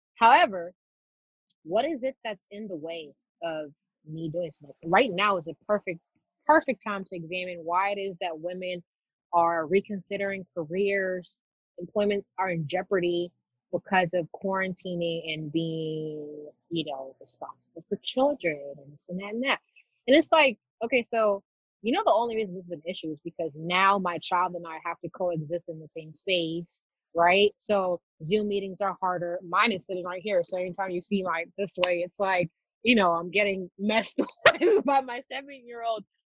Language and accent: English; Nairobi, Kenya; moved away; My earliest memories of growing up in Nairobi, Kenya